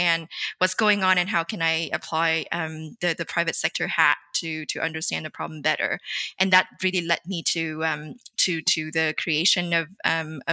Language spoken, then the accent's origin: English; Vietnam; I grew up in Vietnam in the 90s